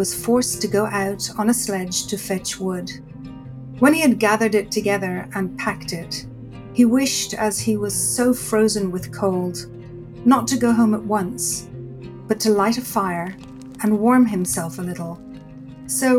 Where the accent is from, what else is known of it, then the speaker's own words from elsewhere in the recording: Dublin, Leinster, Ireland; I was born in Dublin, Ireland, and I grew up in a culture where storytelling was really the way people speak.